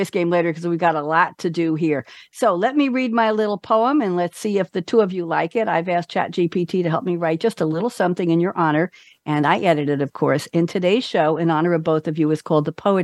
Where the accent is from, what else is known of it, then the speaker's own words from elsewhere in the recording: New York City, New York, United States; moved away as an adult; also born or lived in Great Neck, New York / Durham, North Carolina; now in Loudoun, United States; I grew up in Douglaston